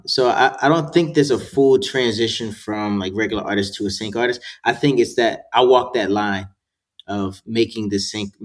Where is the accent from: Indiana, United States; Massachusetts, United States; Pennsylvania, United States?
Pennsylvania, United States; Gettysburg; born there; I was all over the place, but I was born in Gettysburg, Pennsylvania, so a lot of my family's there.